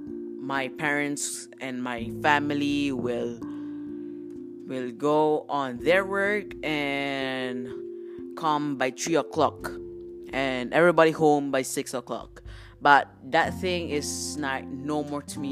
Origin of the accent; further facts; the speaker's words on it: Philippines; moved away; my home country, which is the Philippines